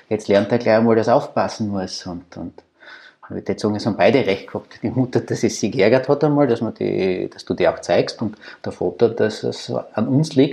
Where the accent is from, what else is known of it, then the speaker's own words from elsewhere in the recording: Austria; ich glaube, die Sympathien bei uns in Österreich, und das ist wirklich signifikant für Österreich